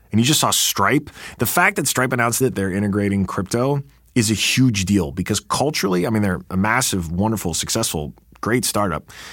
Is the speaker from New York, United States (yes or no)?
yes; New York, United States; I'm a New Yorker